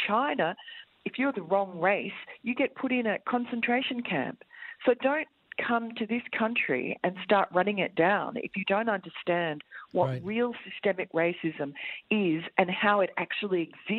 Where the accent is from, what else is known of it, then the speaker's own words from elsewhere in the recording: Tokyo, Japan; I grew up in Tokyo, in Japan, and that is a racist country. I mean, I love it. I love Tokyo and I love Japanese people.